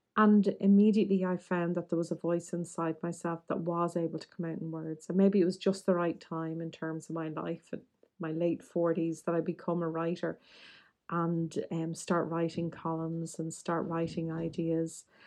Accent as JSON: {"language": "English", "town": "Dublin", "region": "Leinster", "country": "Ireland", "tie": "born or raised there", "said": "nineteen seventies and eighties Catholic Dublin"}